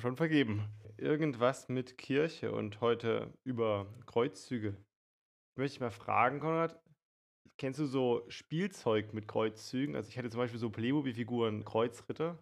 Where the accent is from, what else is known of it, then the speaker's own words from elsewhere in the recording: Germany; uns als Deutsche